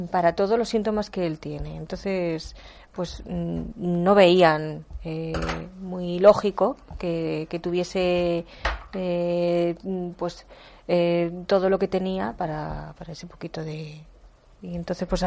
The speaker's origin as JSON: {"language": "Spanish", "town": "Guadalajara", "region": "Castilla-La Mancha", "country": "Spain", "said": "Eh, Nacho es de Guadalajara, somos de Guadalajara."}